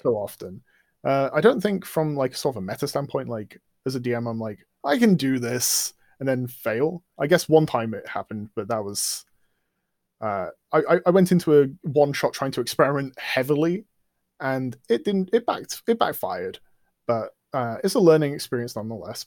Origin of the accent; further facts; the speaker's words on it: England, United Kingdom; culture I've grown up in. I mean, we're English